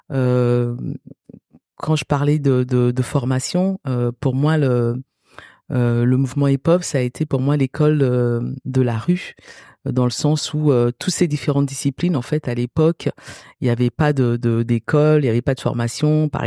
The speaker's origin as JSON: {"language": "French", "country": "Cameroon", "tie": "born there", "said": "je suis née au Cameroun"}